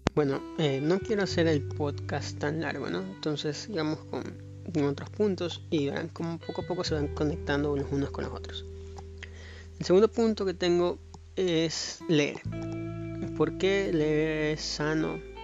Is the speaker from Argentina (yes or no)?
no; Ecuador; soy de Ecuador